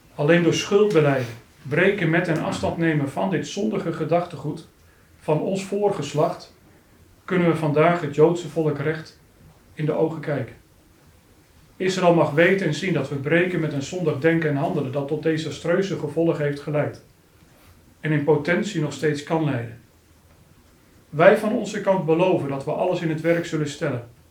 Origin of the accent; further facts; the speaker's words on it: Harderwijk, Gelderland, Netherlands; Harderwijk, de plaats waar ik ben opgegroeid